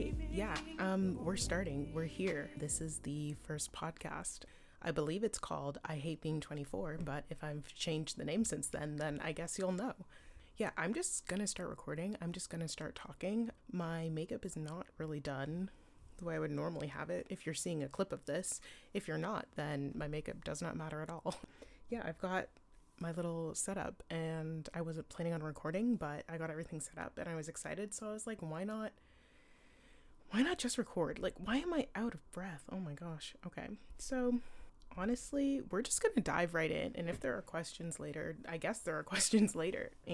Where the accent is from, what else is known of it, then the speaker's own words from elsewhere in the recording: about 40 minutes outside of Toronto, Ontario, Canada; moved away as an adult; also born or lived in Ottawa; now in Vancouver, Canada; I grew up in Ontario, about 40 minutes outside of Toronto